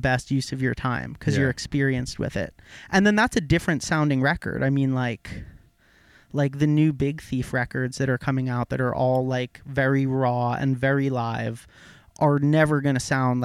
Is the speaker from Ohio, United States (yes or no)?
no; Cream Ridge, New Jersey, United States; I was born and raised in Cream Ridge, New Jersey.